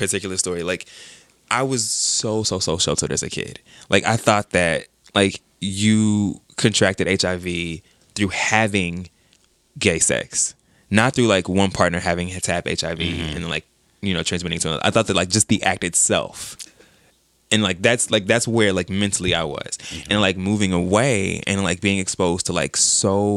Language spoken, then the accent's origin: English; Dallas, Texas, United States; moved away; also born or lived in Cape Girardeau, Missouri; I was born in Cape Girardeau, Missouri, which is like a really, really small town right on the Mississippi River. My mom was born there. My dad lived there. And she left with the mindset of like, this ain't it. Yeah. So she went to Dallas, raised us in Dallas